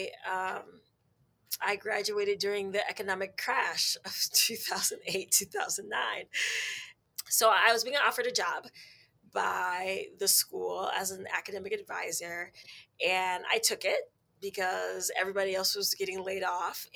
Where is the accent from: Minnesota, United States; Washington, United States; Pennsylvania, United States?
Minnesota, United States; Minneapolis; I was born and raised in Minneapolis, Minnesota